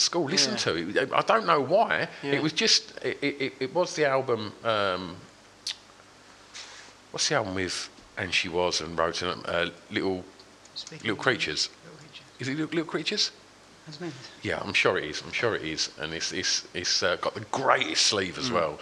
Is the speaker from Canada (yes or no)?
no; Grays, East of England, United Kingdom; I grew up in Grays